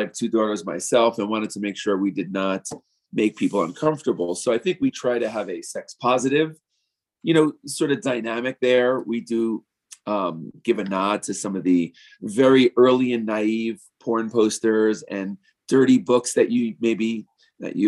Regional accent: New York, United States; moved away as an adult; also born or lived in Key West; now in Denver, United States; I have born and raised in New York and in the West Village

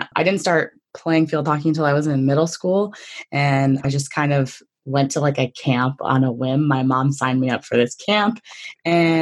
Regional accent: Connecticut, United States; I'm from Connecticut, so I wanted to go to UConn

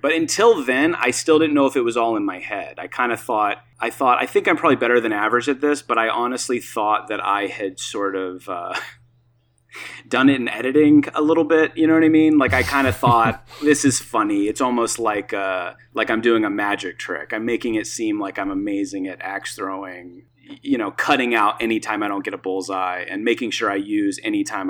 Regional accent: North Carolina, United States; moved away as an adult; also born or lived in New York; I'm from North Carolina.

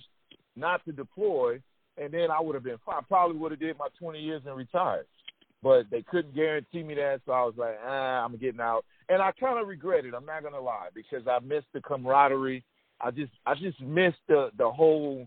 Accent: Texas, United States; I'm from Texas

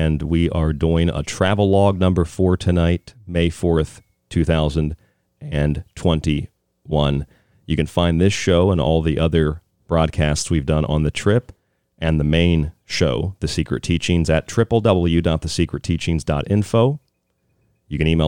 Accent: Florida, United States

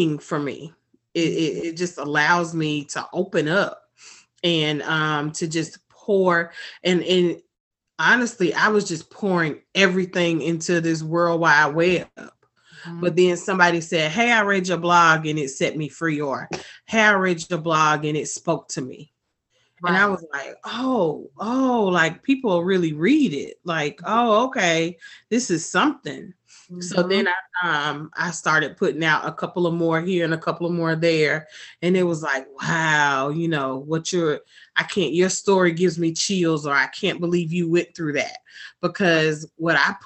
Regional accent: Atlanta, Georgia, United States; I am born and raised in Atlanta, Georgia. Product of Atlanta Public Schools

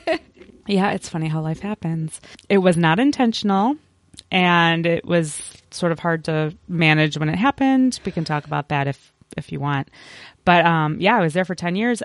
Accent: Chicago, Illinois, United States; moved away as an adult; also born or lived in Champaign, Illinois / Jefferson City, Missouri / Virginia / Washington, District of Columbia, United States; I was born and raised in the Chicago area, so a suburb of Chicago

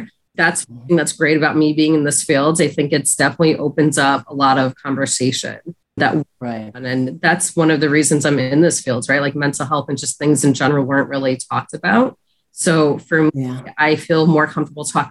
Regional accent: Long Island, New York, United States; I grew up in Long Island, New York, predominantly Caucasian in my area

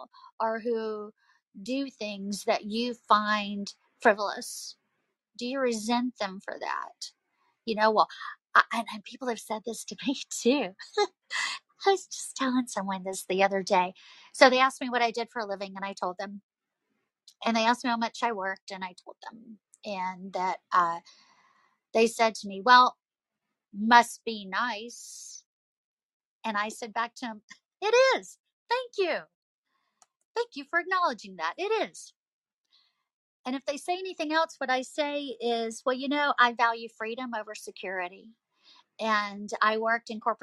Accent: the South, United States; accent: Southern; as you can tell from my accent, I'm from the South

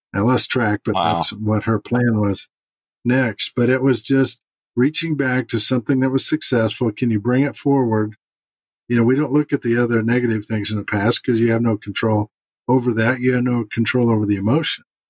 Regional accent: St. Louis, Missouri, United States; moved away; St. Louis in about two weeks, which is my hometown

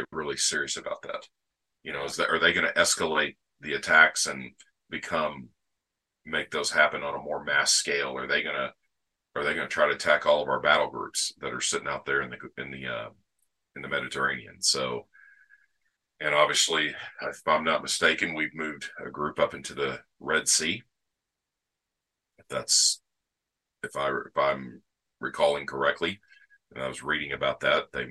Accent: Arkansas, United States; in my home state, Arkansas

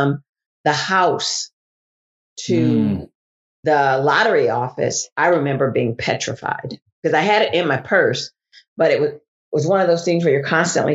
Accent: Springfield, Illinois, United States; moved away as an adult; now in Maryville, United States; I'm from Springfield. My whole family is there

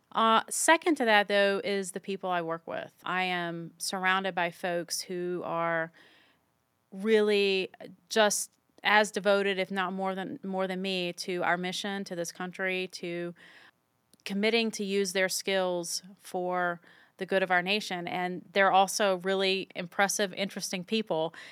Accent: Virginia, United States; moved away as an adult; also born or lived in Utah; my hometown in virginia and the east coast where i'd grown up

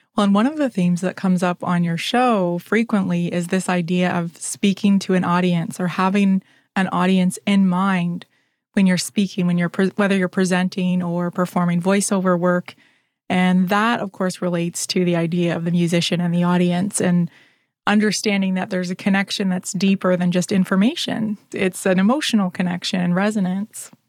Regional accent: Ontario, Canada; a fellow Canadian and Ontarian

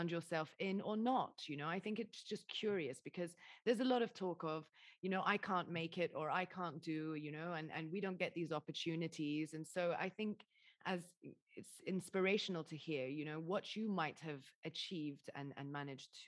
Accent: Dubai, United Arab Emirates; I'm half Lebanese, half English, and you know I grew up in Dubai.

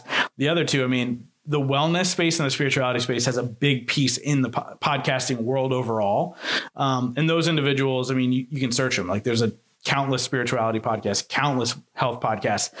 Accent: Pennsylvania, United States; I'm from Pennsylvania

